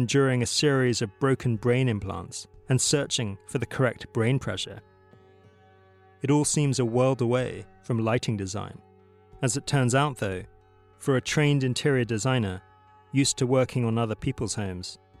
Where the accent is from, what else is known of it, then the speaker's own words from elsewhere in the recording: United Kingdom; As a Brit